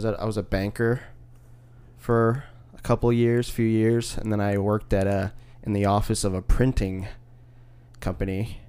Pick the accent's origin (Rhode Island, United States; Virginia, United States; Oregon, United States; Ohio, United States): Ohio, United States; Toledo; moved away as an adult; now in Nashville, United States; Yeah, I'm from Toledo, Ohio originally.